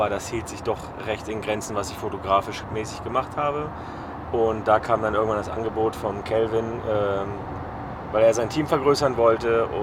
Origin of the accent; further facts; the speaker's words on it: Zermatt, Valais, Switzerland; Klar, ähm, Schweiz eignet sich natürlich perfekt, also gerade da, wo ich herkomme, äh, wo ich herkam, ähm, das war Zermatt, da habe ich gelebt, also landschaftlich sehr wunderschön.